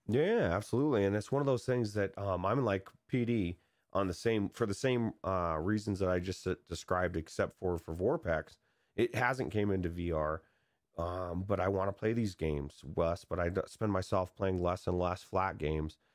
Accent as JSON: {"language": "English", "region": "California", "country": "United States", "tie": "born or raised there", "said": "I grew up in California where miniature golf is"}